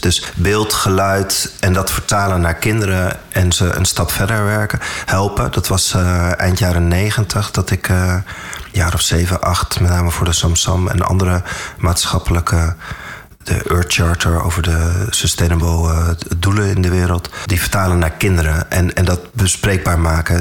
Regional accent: Amstelveen, North Holland, Netherlands; also born or lived in Saudi Arabia; Daarna ben ik hier, waar wij nu zitten, we zitten in Amstelveen, ben ik op een basisschool terechtgekomen

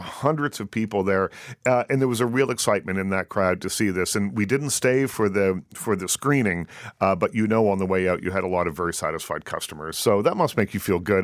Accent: Canada; growing up in Canada

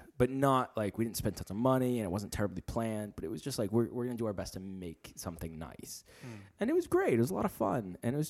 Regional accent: United States; I'm an American. I don't pronounce anything correct.

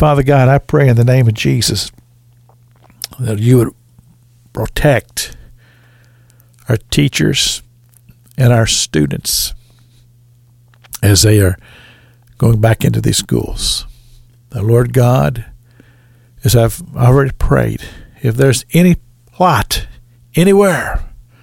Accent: Sunrise, Kentucky, United States; the little school I grew up in Sunrise, Kentucky

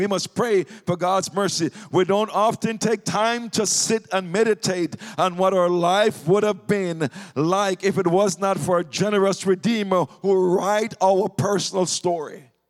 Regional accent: Jamaica; moved away; When I came here from Jamaica in the 1980s.

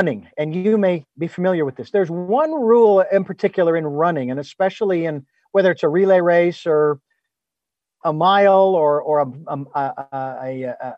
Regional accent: United States; I'm an American and I live in America

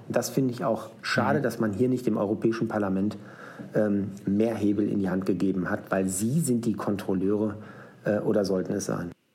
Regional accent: Schwaney, North Rhine-Westphalia, Germany; in meinem Heimatort äh, namens Schwanei. Das liegt in der Nähe von Paderborn.

